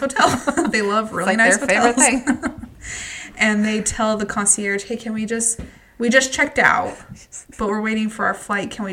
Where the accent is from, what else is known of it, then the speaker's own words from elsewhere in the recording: Utah, United States; we're from Utah, so Salt Laker